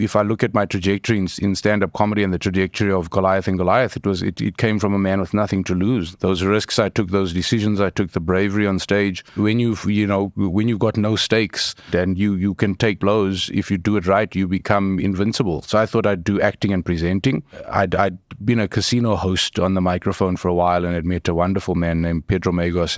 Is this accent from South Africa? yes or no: yes; Johannesburg, Gauteng, South Africa; I grew up in Eldorado Park